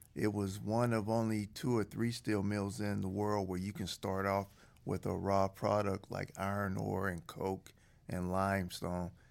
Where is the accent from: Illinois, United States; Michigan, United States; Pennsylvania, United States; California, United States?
Pennsylvania, United States; Aliquippa; a small town outside Pittsburgh called Aliquippa